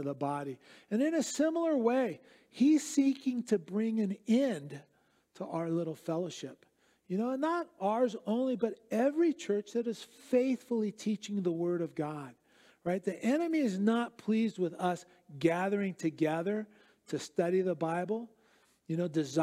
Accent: Southern California, United States; moved away; also born or lived in Eastern Europe; I grew up in Southern California

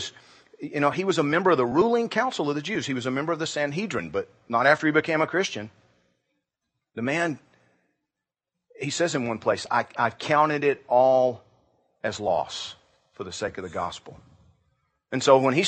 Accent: Georgia, United States; I grew up in Georgia

